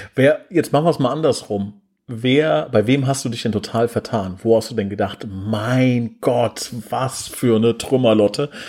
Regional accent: Oberbrechen, Hesse, Germany; in Oberbrechen, da wo ich herkomme

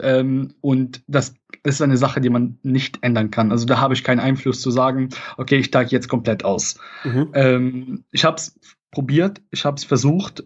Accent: Latakia, Latakia Governorate, Syria; German is a second language; moved away as an adult; also born or lived in Koblenz, Germany; now in Germany; Ich komme ursprünglich aus Syrien

